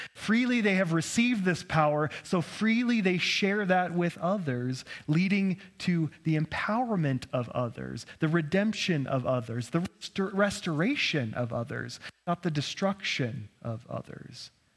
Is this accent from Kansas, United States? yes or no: no; Idaho, United States; Being born and raised in Idaho